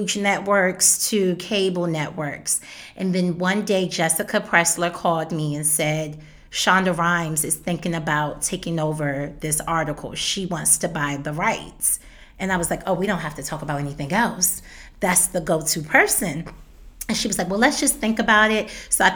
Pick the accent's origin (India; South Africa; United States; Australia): United States; Maryland; I'm from Maryland